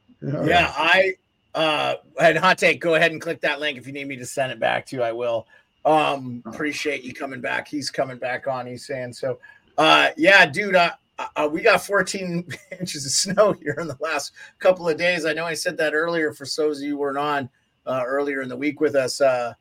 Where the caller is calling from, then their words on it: Alaska, United States; I'm coming from Alaska. It was nice, -8 all day.